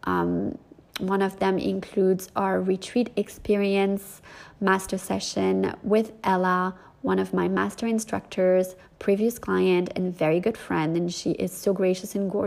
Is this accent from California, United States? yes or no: no; North Miami Beach, Florida, United States; moved away as an adult; also born or lived in New York; my actual hometown where I grew up, North Miami Beach